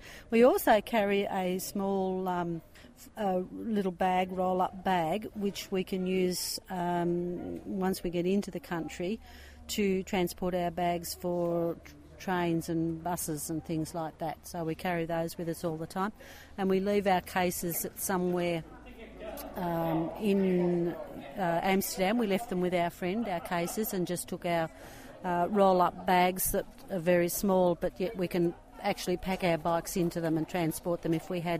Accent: Wonthaggi, Victoria, Australia; I'm with my husband, Peter, and we're from Wonthaggi in Victoria, Australia.

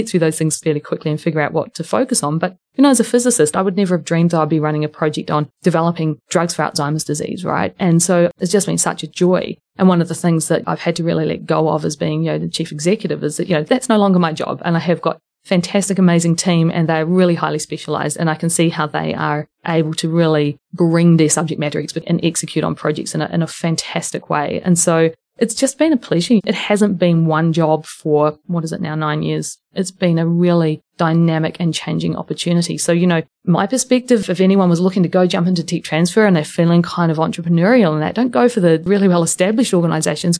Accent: Wellington, New Zealand; moved away; also born or lived in Dunedin, New Zealand; I am a Wellingtonian originally, and I had moved back to New Zealand a few years earlier

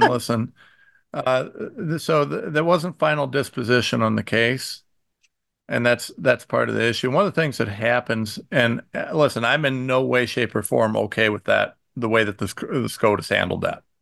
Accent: Ohio, United States; I'm from Ohio

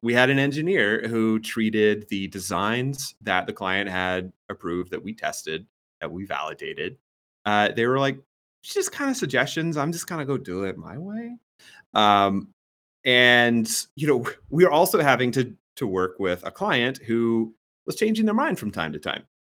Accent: the South, United States; I grew up in the South

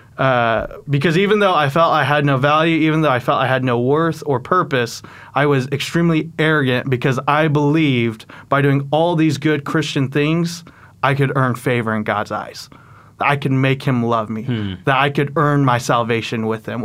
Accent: Oklahoma, United States; also born or lived in South Korea / Texas; I grew up in Oklahoma, and so was able to make the migration back home.

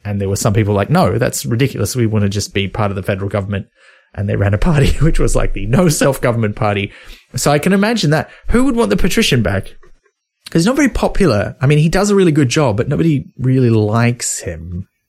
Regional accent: Australia; as an Australian

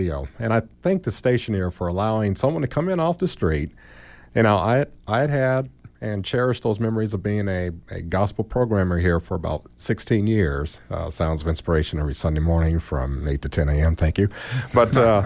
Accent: Gary, Indiana, United States; moved away; I went up to my hometown of Gary, and if, as you know, we're overly populated with Gary, Indiana people.

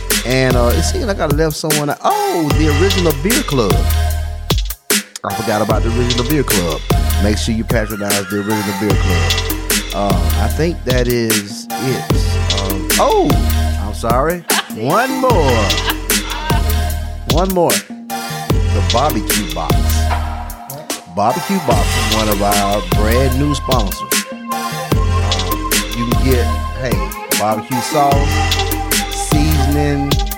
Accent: the South, United States; accent: southern; No, see, had I said it with my southern accent, it would have sounded like I forgot.

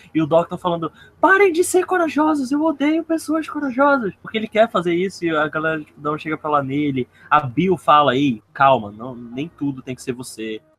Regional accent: Maceió, Alagoas, Brazil; now in Manaus, Brazil; Eu sou de Maceió, Lagoas, mas eu moro em Manaus, Amazonas

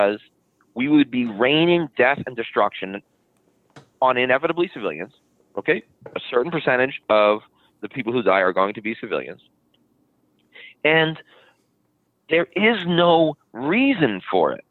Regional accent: United States; As an American

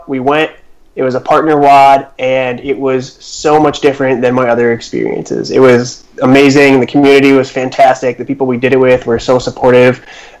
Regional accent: Chicago, Illinois, United States; also born or lived in Minnesota; now in Madison, United States; I grew up in the Michael Jordan era of Chicago, so basketball was always number one.

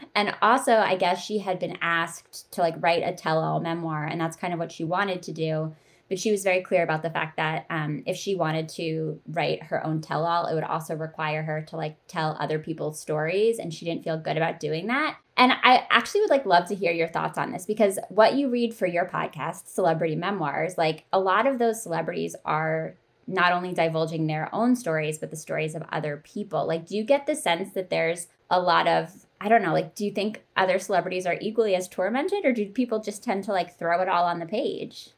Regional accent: East Coast, United States; I grew up on the East Coast

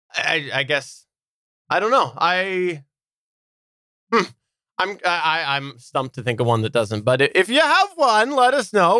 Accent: Canada; as a Canadian, you know, the schools like to preach that.

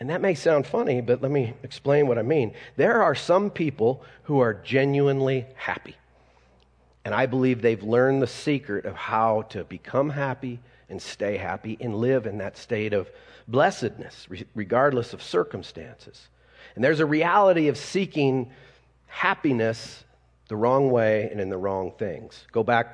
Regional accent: Colorado, United States; me being a Colorado kid, anybody born and raised in Colorado besides me?

